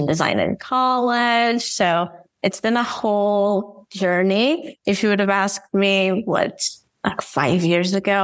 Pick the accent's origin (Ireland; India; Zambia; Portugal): Portugal; Porto, Norte; English is a second language; I'm from Porto, Portugal, hence the whole accent thing.